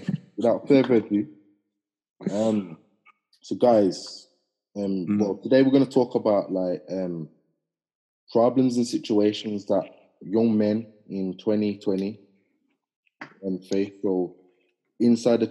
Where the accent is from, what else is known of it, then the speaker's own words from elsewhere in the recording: Wolverhampton, West Midlands, United Kingdom; I'm from Wolverhampton